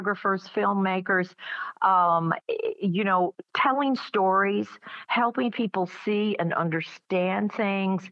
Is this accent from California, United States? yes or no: no; Atlanta, Georgia, United States; I was growing up in Atlanta in the 60s